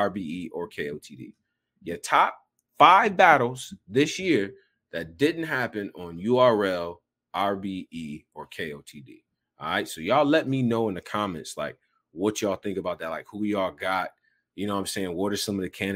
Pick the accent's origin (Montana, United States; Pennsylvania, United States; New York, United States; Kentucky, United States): New York, United States; Rochester; also born or lived in Houston, Texas; my hometown, Rochester, New York